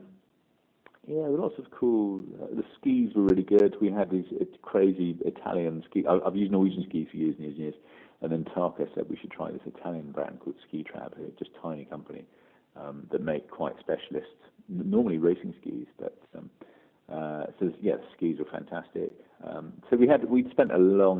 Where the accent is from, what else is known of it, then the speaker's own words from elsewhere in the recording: West Country, Devon and Somerset, South West England, United Kingdom; I grew up in the West Country, you know, Devon and Somerset